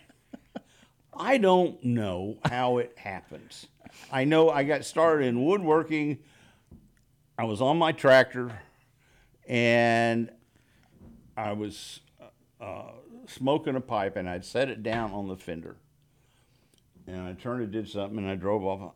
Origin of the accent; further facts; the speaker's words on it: Texas, United States; moved away as an adult; now in Los Angeles, United States; I'm from Texas